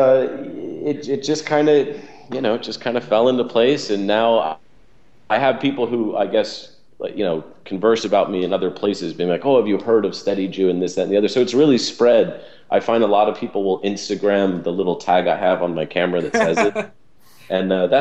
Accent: Atlanta, Georgia, United States; I grew up in the South, which was a in Atlanta, Georgia

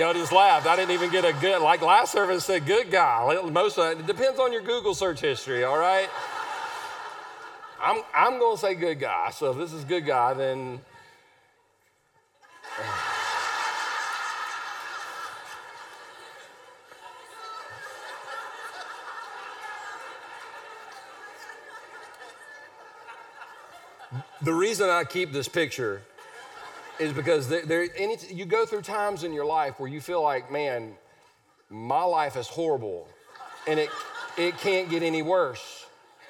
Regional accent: Easley, South Carolina, United States; I'm from Easley, South Carolina. We're not sophisticated or refined. We're one town away from Pickens

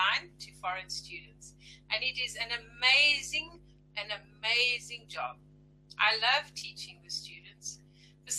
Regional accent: Johannesburg, Gauteng, South Africa; I'm from Johannesburg, South Africa.

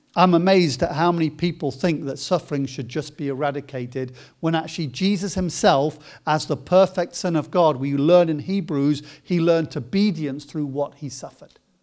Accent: Coventry, West Midlands, United Kingdom; spent a, a lot of time growing up in Coventry

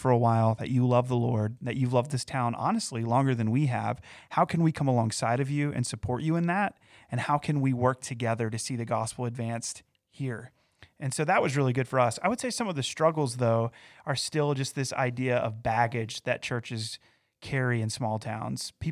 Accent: Valdese, North Carolina, United States; also born or lived in Morganton; So, for me, coming into my hometown in, in a way, so I, I, didn't grow up exactly in Morganton. I grew up in a town called Valdese, which is yeah. in Burke County.

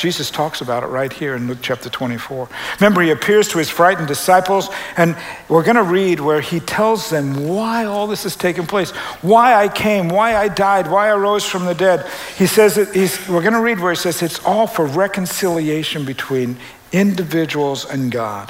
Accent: Canada; now in United States; I'm a Canadian

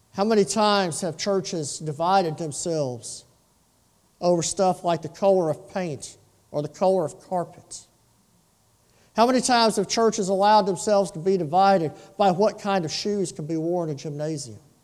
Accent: Lake Charles, Louisiana, United States; When I was a boy, growing up in South Lake Charles

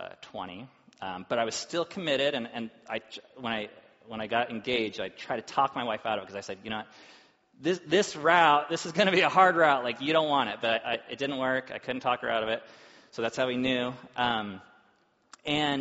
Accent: Orange County, Southern California, United States; I grew up in Southern California, and it wasn't uncommon to pull up to an intersection where you're surrounded by BMWs and Mercedes. And it was in Orange County

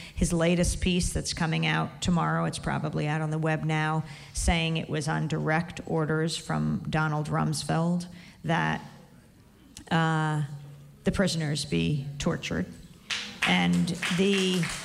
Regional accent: New York, United States; I come from New York, which is the heart of publishing

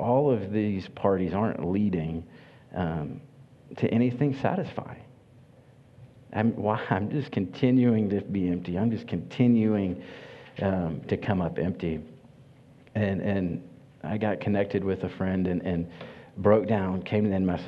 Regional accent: Kentucky, United States; I grew up in Kentucky on a horse farm

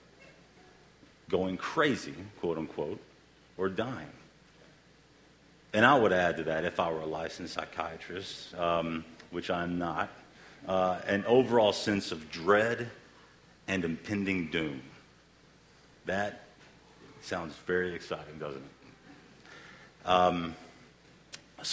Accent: the South, United States; We're all from the South, so we all eat fried foods

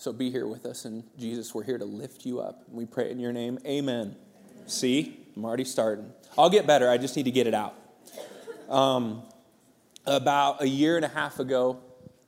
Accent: Santa Cruz, California, United States; moved away; I grew up in Santa Cruz, California, and that's a sweet childhood

